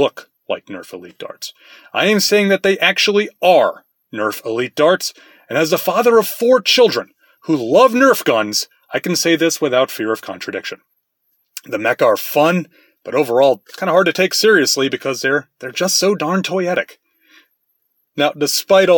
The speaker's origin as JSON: {"language": "English", "country": "United States", "said": "I'm an American, not Japanese"}